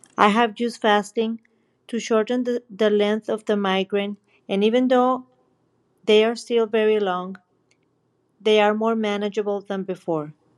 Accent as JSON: {"language": "English", "country": "Mexico", "said": "I'm from Mexico."}